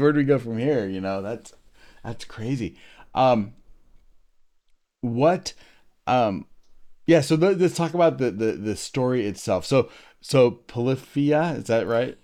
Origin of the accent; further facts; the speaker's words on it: United States; I'm an American